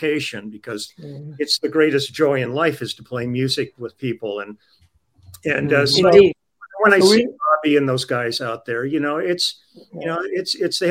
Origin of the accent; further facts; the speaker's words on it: Los Angeles, California, United States; I grew up on the Sunset Strip